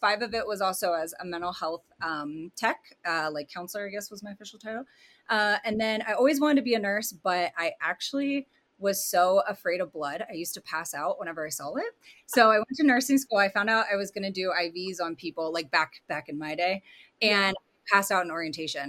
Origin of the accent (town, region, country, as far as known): Colorado, United States; born or raised there; also born or lived in Hershey, Pennsylvania / California